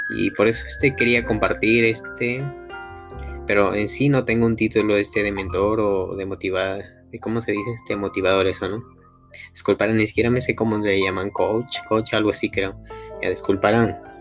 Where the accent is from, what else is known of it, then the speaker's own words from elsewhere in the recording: La Libertad, Peru; now in Lima, Peru; yo no soy de Lima, pero soy, de la libertad, de parte de mi provincia